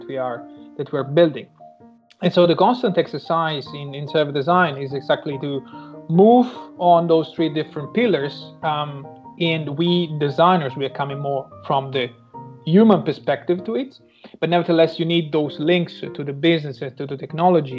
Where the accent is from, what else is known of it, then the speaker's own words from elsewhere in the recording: Sicily, Italy; moved away as an adult; now in Germany; I was born and raised in Italy, and in the my hometown in Sicily.